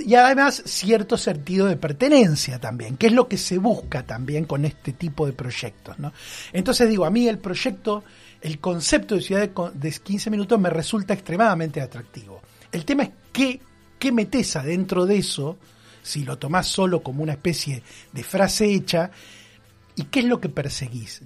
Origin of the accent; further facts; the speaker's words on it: Bahía Blanca, Buenos Aires Province, Argentina; yo soy de Villamitre de toda la vida y el concepto de ciudad de 15 minutos y lo que supone ese concepto no me resulta tan ajeno. No. Porque Villamitre lo es desde que yo soy chico